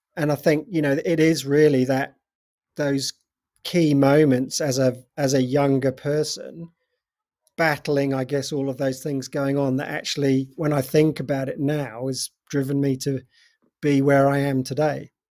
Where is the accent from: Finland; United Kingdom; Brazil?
United Kingdom; England; moved away as an adult; also born or lived in North Devon; now in New Zealand; I'm originally from England, from, in the U K. Um, I've been in New Zealand for twenty-five years now.